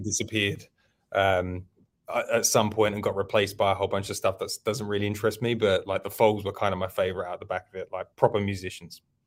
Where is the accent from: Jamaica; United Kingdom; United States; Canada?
United Kingdom; London; I'm from London